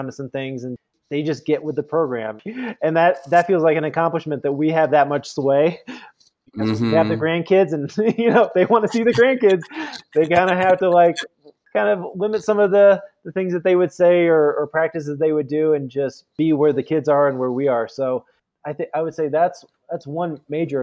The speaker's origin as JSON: {"language": "English", "region": "Midwest", "country": "United States", "tie": "born or raised there", "also_born_or_lived": "San Francisco, United States / Indiana, United States / East Coast, United States", "moved": "yes", "lives_now": "Colorado Springs, United States", "said": "growing up in the Midwest or being out here in the East Coast"}